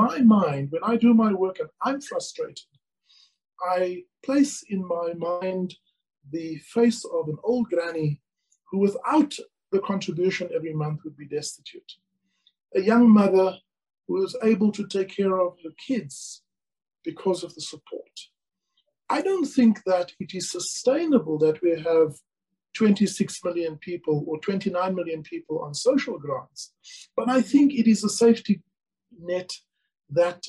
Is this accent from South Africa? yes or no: yes; South Africa; as the commissioner as well as a South African